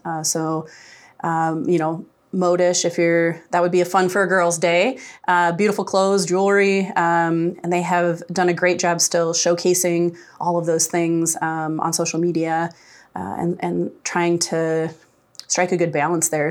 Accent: Decorah, Iowa, United States; also born or lived in Des Moines; I moved to Decorah in eighth grade and went to high school here, uh, and it's, it's definitely the town when people ask me where my, my hometown is, um, I always say Decorah, Iowa

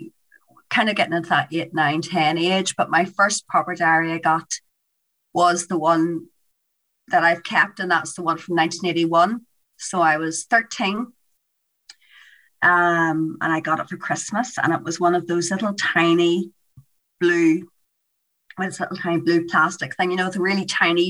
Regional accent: Newry, Northern Ireland, United Kingdom; also born or lived in Holywood, County Down; I grew up in Hollywood, which is a really nice area on the outside of Belfast

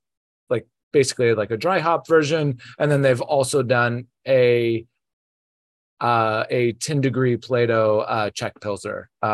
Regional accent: Midwest, United States; now in New York, United States; I grew up in the Midwest, so we didn't have a lot of options.

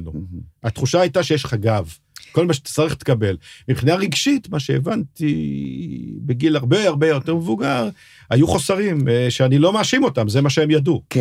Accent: Kiryat Tivon, Northern District, Israel; גם אני לא גדלתי בתל אביב, גדלתי, מה שחברים שלי קראו יהודי הררי. אני גדלתי בקריית טבעון

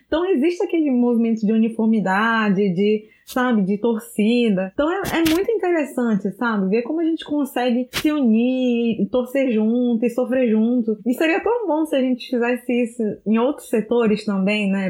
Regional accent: Manaus, Amazonas, Brazil; Eu cresci em Manaus

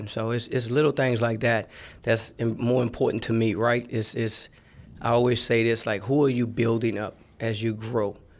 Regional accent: New Orleans, Louisiana, United States; I'm from New Orleans, Louisiana

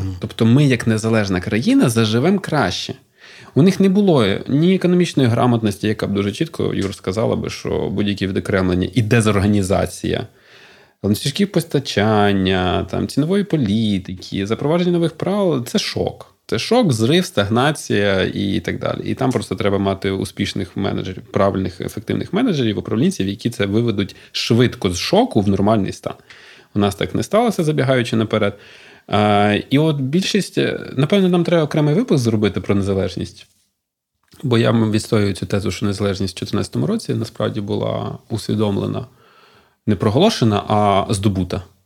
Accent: Kropyvnytskyi, Kirovohrad Oblast, Ukraine; я з Кропивницького, і там все місто ходило і пишалося трьома заводами чи чотирма

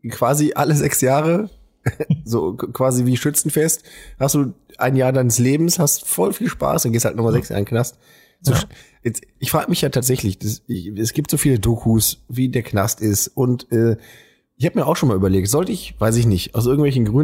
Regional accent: Weckhoven, North Rhine-Westphalia, Germany; Ich meine, ich komme zwar aus Weckhofen

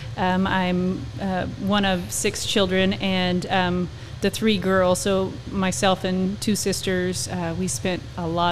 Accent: Arizona, United States; moved away as an adult; also born or lived in Texas; now in Oklahoma, United States; So I'm originally from Arizona, and born and raised, and we've previously were in Texas prior to moving

